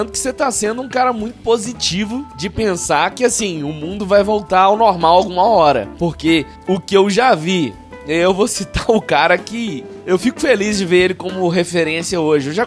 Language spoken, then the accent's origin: Portuguese; Brazil; Eu nunca saí do Brasil. E não, não, não eu, eu quero ir para fora, mas eu não me arrependo, não